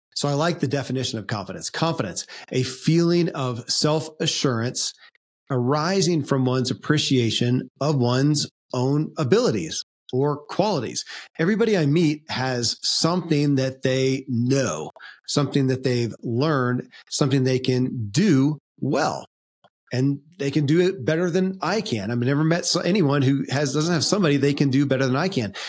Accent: Kentucky, United States; born or raised there

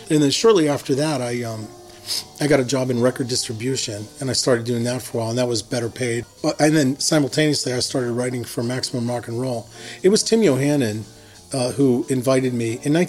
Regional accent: Herminie, Pennsylvania, United States; I'm from Hermony, Pennsylvania. I lived there for the first 18 years of my life. It's a small coal mining town in western PA. It's about 30 miles outside of Pittsburgh.

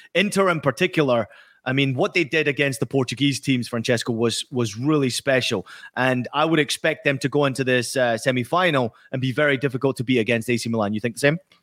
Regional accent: Scotland, United Kingdom; I grew up in Scotland

